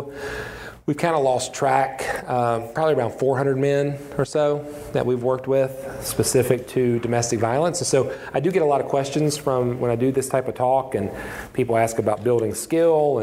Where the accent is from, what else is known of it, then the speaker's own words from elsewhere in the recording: West Virginia, United States; I'm a pastor in a small church, a small town in my home state of West Virginia